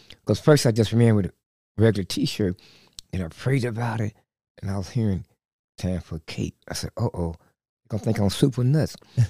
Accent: Kansas City, Missouri, United States; also born or lived in Oklahoma; just grew up here in Kansas City and went to school at grade school, last group, grade school, Central Junior, Central High, and then got transferred to Westport.

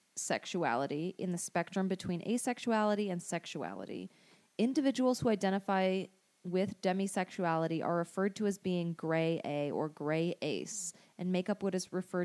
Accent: Arizona, United States; and I am from Arizona, which is notorious for being stupid and white.

